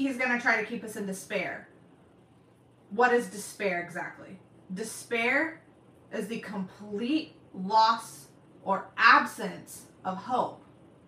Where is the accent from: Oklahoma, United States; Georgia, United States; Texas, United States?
Oklahoma, United States; I say y'all because I'm from Oklahoma